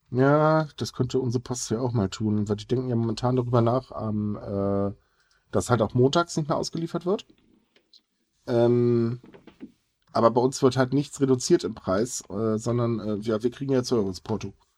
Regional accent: Germany; bei uns in Deutschland

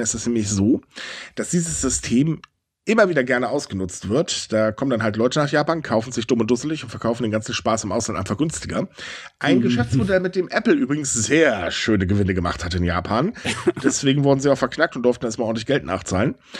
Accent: Germany; wir sind Deutsche

